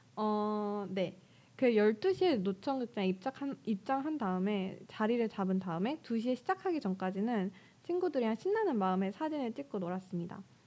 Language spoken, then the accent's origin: Korean; Daejeon, South Korea; moved away as an adult; 제 본가가 대전인데